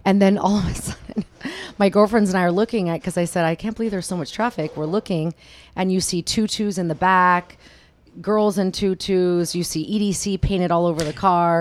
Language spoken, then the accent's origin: English; Sacramento, California, United States; now in Las Vegas, United States; I grew up in, born and raised in Sacramento, California.